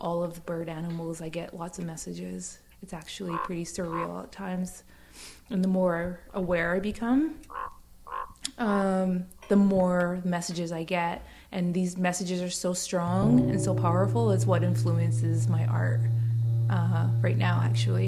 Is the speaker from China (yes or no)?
no; Secwepemc Nation, British Columbia, Canada; I come from Seashell Nation.